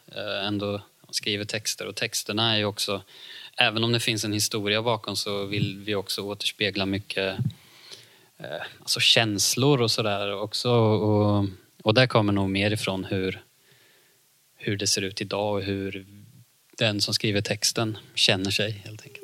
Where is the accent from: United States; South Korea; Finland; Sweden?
Sweden; Ljungsbro, Östergötland; så kommer jag från Ljungsbro, Cloetta